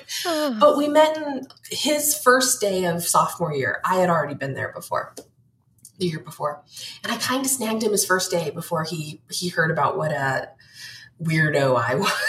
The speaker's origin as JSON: {"language": "English", "town": "North Pole", "region": "Alaska", "country": "United States", "tie": "born or raised there", "said": "I'm from North Pole, Alaska. I lived less than 2 miles from the Santa Claus house"}